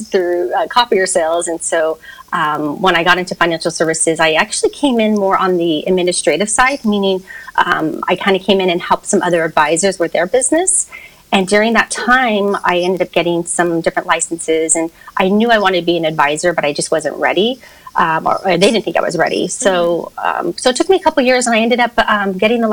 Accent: Hacienda Heights, California, United States; I grew up in Hacienda Heights, which is outside of Los Angeles. I've only lived in California my whole life.

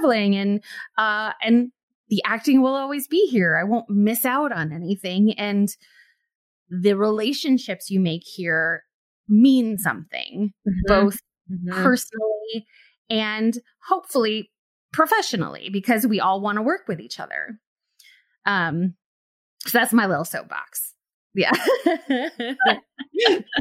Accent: New York City, New York, United States; moved away as an adult; now in Chicago, United States; I'm from New York City. And, you know, and I started acting there

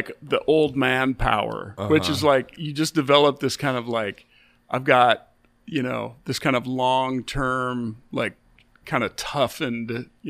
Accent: Pacific Northwest, United States; growing up in the Northwest. Because I grew up around actual cowboys

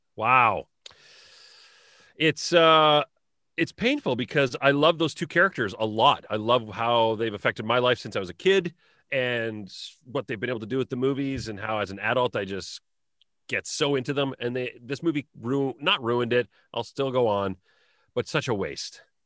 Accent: Southern Alberta, Canada; when I was growing up in Southern Alberta in the nineties.

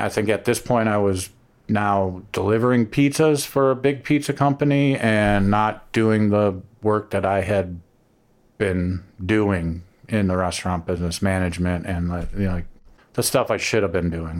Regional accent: Cleveland, Ohio, United States; moved away as an adult; also born or lived in Miami; I'm from Cleveland

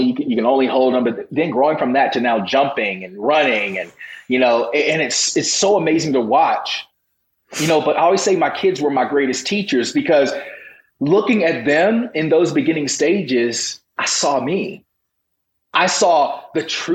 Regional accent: Virginia, United States; I grew up in the Bible Belt of Virginia

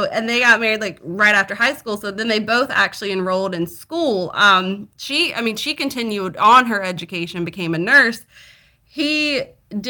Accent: the South, United States; accent: Southern; I'm from the South

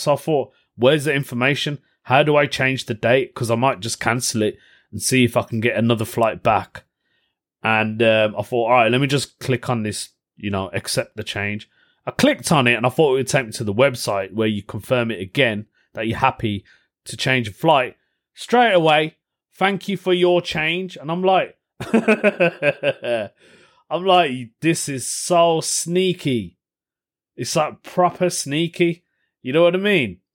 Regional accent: United Kingdom; I'm Indian, British Indian

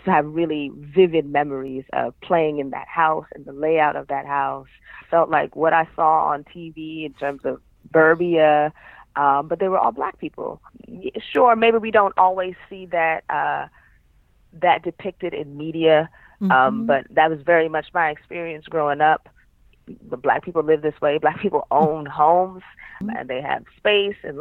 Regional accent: New York City, New York, United States; moved away as an adult; also born or lived in San Diego; I grew up in Harlem, New York City, and that's kind of like where a lot of my childhood memories are, is in Harlem, in the city

